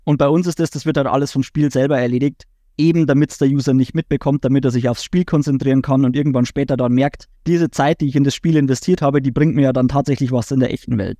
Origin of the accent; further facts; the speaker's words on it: Bavaria, Germany; auch als Bayer, dann ins Hochdeutsche zu switchen